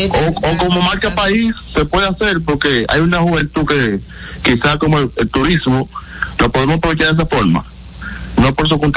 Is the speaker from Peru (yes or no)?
no; Dominican Republic; No, yo no estoy, criticando, es algo, una, una, una opinión simplemente como dominicano.